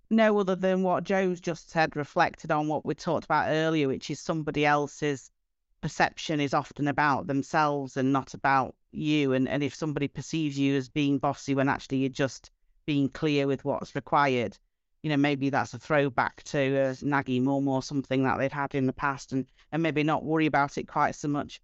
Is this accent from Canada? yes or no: no; Doncaster, Yorkshire and the Humber, United Kingdom; I'm from Doncaster, I, I don't have a posh accent.